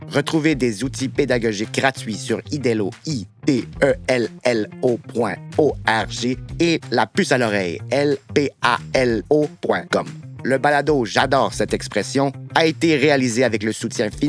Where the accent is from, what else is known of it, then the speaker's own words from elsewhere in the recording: Dieppe, New Brunswick, Canada; accent: Chiac; moi, je viens de Dieppe, dans le sud-est du Nouveau-Brunswick, puis nous autres, on parle le chiac.